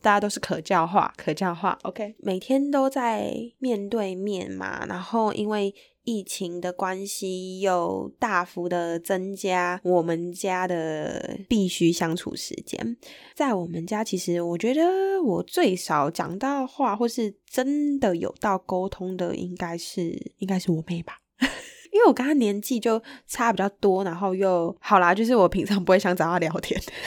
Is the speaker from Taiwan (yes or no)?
yes; Taiwan; 我们台湾人